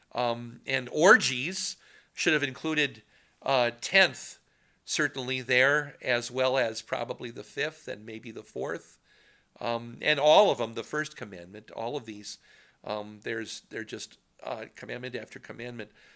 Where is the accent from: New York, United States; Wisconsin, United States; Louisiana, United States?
Wisconsin, United States; Poynette; my hometown of Poynette